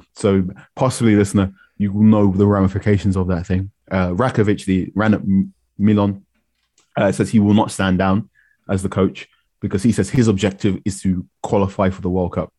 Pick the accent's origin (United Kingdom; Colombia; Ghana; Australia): Ghana; I'm Ghanaian